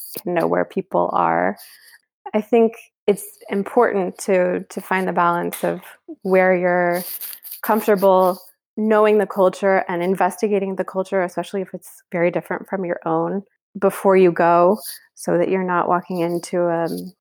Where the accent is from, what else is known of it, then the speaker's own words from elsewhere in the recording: Kansas City, Missouri, United States; moved away as an adult; now in Paris, France; my hometown of Kansas City